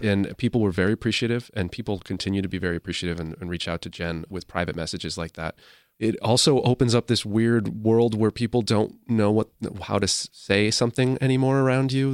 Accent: Sturbridge, Massachusetts, United States; I'm from Sturbridge, Massachusetts

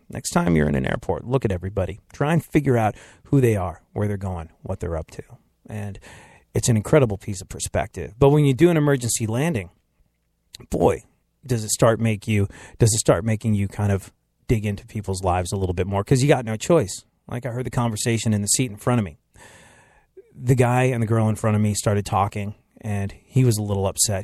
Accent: United States; I'm American

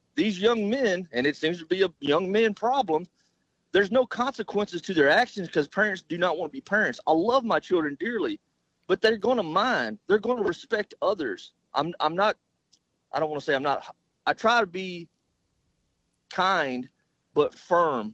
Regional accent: Southeast Arkansas, United States; I grew up in Southeast Arkansas

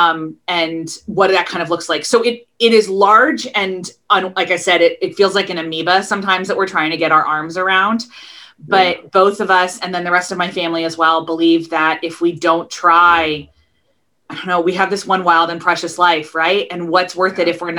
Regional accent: outside of Philadelphia, Pennsylvania, United States; moved away as an adult; also born or lived in Baltimore, Maryland / Kentucky / Northern Ireland / Texas; Loved growing up outside of Philadelphia. I definitely consider myself a Philly girl

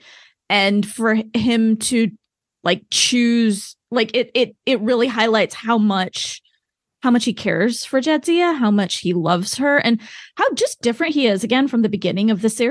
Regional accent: small town Oklahoma, United States; I don't really fit in growing up in small town Oklahoma. Even though I am American, I don't fit in here, but I don't fit in, like, in India either. I was born in the US

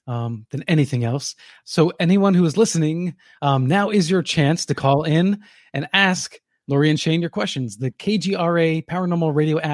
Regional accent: New Jersey, United States; I grew up in New Jersey, a state this big. So my idea of big and small is little distorted.

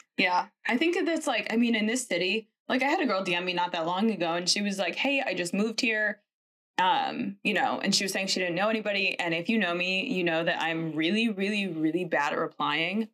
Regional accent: Connecticut, United States; I'm from Connecticut, so also a northerner

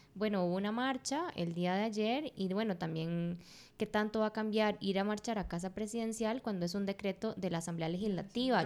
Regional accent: Occidente, Costa Rica; yo soy de Occidente, digamos, yo soy de una zona rural

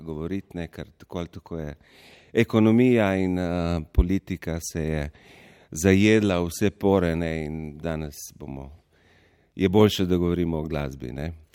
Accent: Goriška, Slovenia; Samo trije prihajamo z Goriškega konca

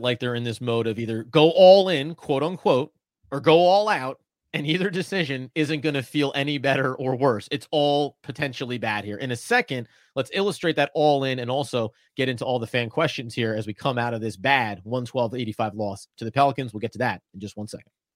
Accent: New Jersey, United States; I grew up in New Jersey

